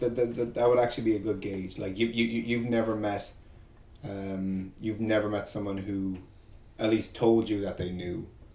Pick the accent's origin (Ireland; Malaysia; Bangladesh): Ireland; growing up in Ireland, very, very much a Catholic country.